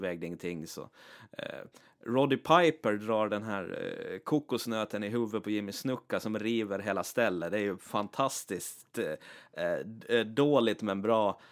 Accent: Åland Islands; inbiten ålänning

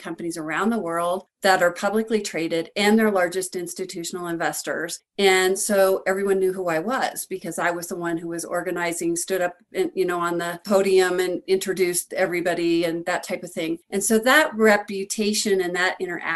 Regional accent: Denver, Colorado, United States; I grew up in Denver, Colorado, and I was in a kind of a middle class family

